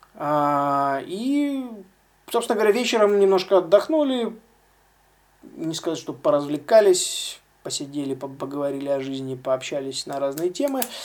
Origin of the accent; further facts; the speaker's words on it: Russia; из России, соответственно, я один из России